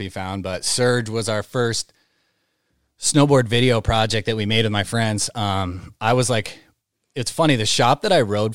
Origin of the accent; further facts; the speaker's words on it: Great Barrington, Massachusetts, United States; moved away as an adult; now in Portland, United States; I'm from Great Barrington.